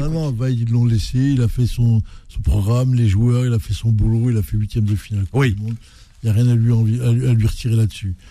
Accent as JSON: {"language": "French", "country": "Algeria", "said": "chez nous en Algérie"}